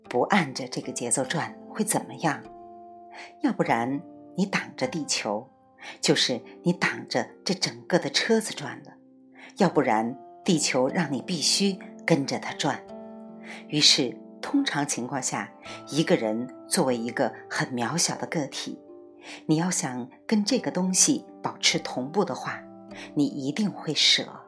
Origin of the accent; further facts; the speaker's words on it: China; 我们中国人